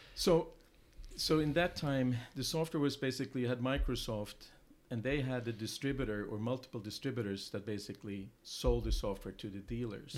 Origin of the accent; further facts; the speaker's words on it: Sweden; English is a second language; moved away as an adult; also born or lived in England; now in United States; I'm originally from Sweden. Um, I came to the U.S. Um, 21 years ago